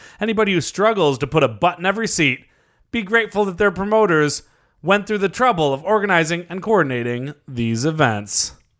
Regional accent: France; English is a second language; Well, I like them better, but I am from France.

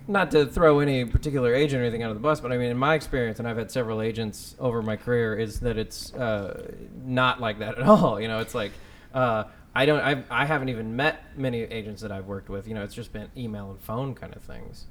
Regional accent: Texas, United States; moved away; I'm from Texas

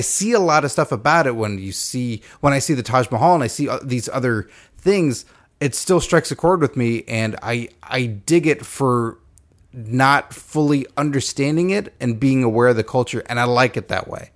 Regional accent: Texas, United States; I'm from Texas

